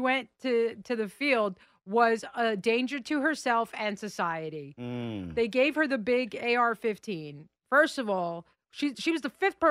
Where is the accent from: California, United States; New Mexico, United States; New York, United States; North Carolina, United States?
New York, United States; New York City; I grew up in the Bronx. I lived in Queens. I lived in Brooklyn.